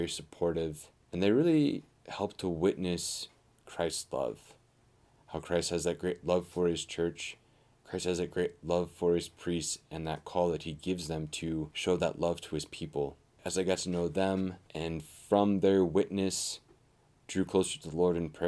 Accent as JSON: {"language": "English", "town": "Milesville", "region": "South Dakota", "country": "United States", "tie": "born or raised there", "said": "I grew up around Milesville, South Dakota, the small parish of St. Mary's Parish out there. We grew up on a ranch"}